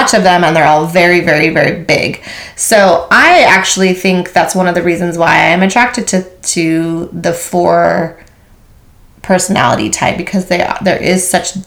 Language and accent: English; Maui, Hawaii, United States; I was born and raised on Maui, Hawaii.